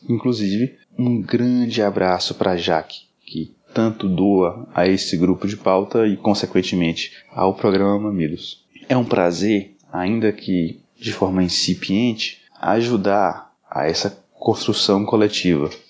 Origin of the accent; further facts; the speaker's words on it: Brasília, Federal District, Brazil; sou aqui de Brasília